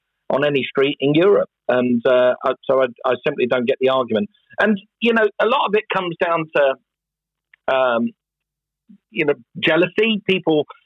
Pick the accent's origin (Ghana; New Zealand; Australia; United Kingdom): United Kingdom; England; moved away as an adult; also born or lived in Los Angeles, United States; I'm an Englishman. I live in England and I still pay my taxes in England. My family is still there. My home is still there.